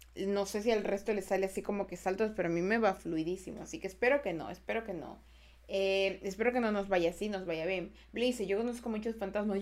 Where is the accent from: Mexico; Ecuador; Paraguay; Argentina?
Ecuador; Hola, soy de Ecuador